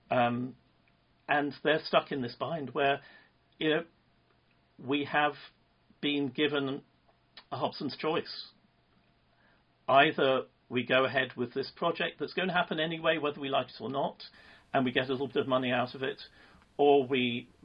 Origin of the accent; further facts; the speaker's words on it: Alberta, Canada; I'm from Alberta here